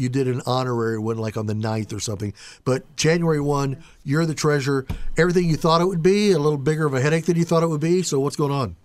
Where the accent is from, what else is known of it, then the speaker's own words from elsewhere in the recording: Indianapolis, Indiana, United States; I grew up in Indianapolis